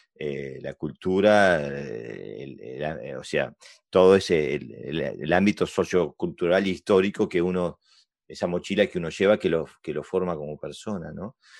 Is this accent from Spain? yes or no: no; Uruguay; also born or lived in Sweden / Argentina; now in Denmark; soy uruguayo, pero hace mucho, mucho, mucho tiempo que estoy en Escandinavia